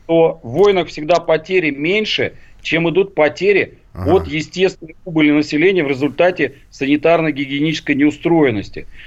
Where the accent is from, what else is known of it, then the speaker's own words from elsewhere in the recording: Uzbekistan; А у нас была другая. Я вообще из Узбекистана.